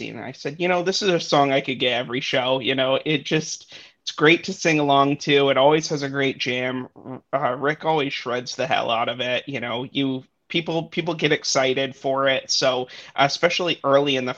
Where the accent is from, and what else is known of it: Portland, Maine, United States; born or raised there